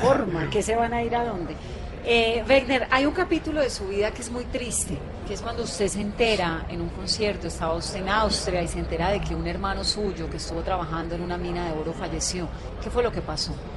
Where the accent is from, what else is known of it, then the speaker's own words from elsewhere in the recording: Cali, Valle del Cauca, Colombia; yo soy caleña, tengo el corazón pegado al Pacífico